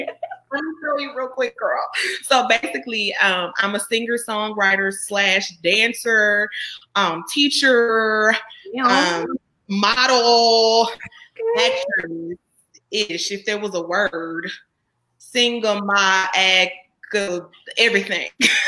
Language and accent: English; Shreveport, Louisiana, United States; I am from Shreveport, Louisiana, repping it boops all day.